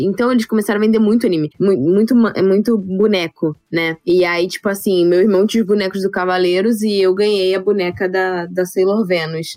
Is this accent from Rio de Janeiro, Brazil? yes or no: yes; Rio de Janeiro, Brazil; Sou carioca